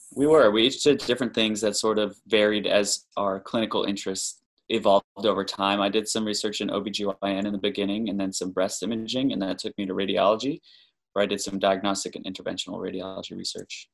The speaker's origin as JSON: {"language": "English", "region": "North Carolina", "country": "United States", "moved": "as an adult", "lives_now": "Boston, United States", "said": "We're originally from North Carolina, where we did both undergrad and med school"}